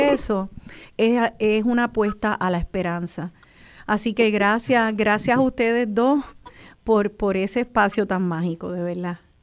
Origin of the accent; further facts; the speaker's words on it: Puerto Rico; soy un boricua